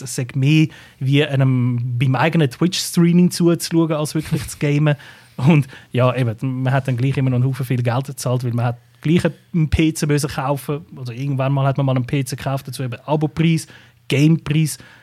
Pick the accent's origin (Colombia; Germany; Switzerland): Switzerland; bei uns in der Schweiz